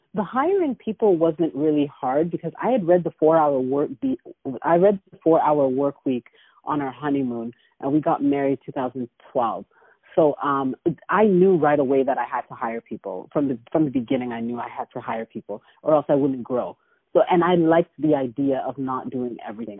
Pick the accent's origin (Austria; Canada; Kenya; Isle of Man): Canada; Toronto, Ontario; moved away as an adult; now in Atlanta, United States; I'm originally from Canada, from Toronto